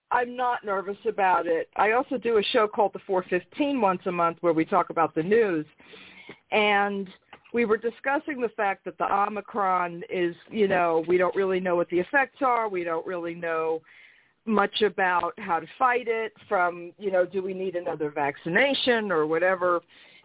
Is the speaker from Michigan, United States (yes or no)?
no; New York City, New York, United States; also born or lived in Brooklyn; raised in Queens